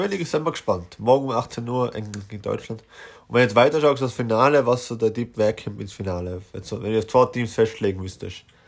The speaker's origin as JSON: {"language": "German", "country": "Austria", "said": "als Österreicher"}